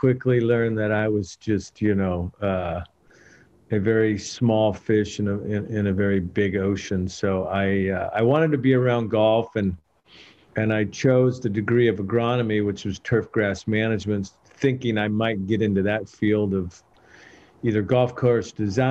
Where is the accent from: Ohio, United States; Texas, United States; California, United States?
California, United States; Escondido; I grew up in Escondido